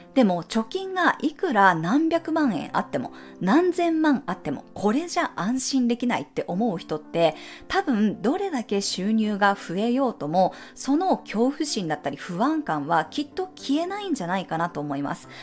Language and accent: Japanese; Japan; moved away as an adult; also born or lived in United States / Mexico